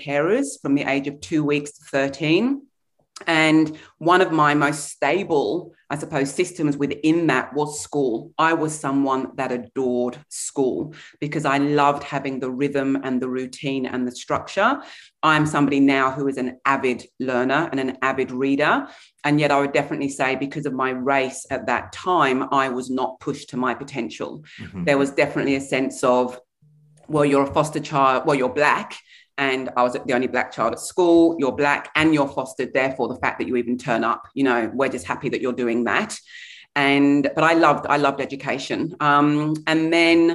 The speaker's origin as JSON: {"language": "English", "region": "England", "country": "United Kingdom", "tie": "born or raised there", "also_born_or_lived": "Brunswick East, Australia", "moved": "yes", "lives_now": "Melbourne, Australia", "said": "I was born in England in the 1970s. My heritage is Nigerian."}